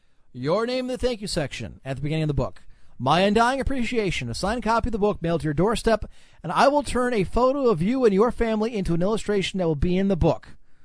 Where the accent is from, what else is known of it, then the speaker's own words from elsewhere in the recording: Cleveland, Ohio, United States; When I was growing up in Cleveland, the Browns had the opportunity to make the Super Bowl behind Bernie Kosar.